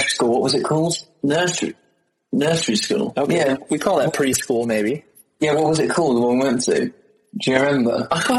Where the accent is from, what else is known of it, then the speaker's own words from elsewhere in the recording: London, United Kingdom; oh, I'm from London, I like everything London.